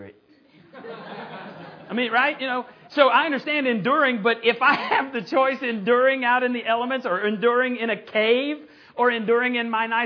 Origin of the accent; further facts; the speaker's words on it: Borger, Texas, United States; my hometown of Borger, Texas.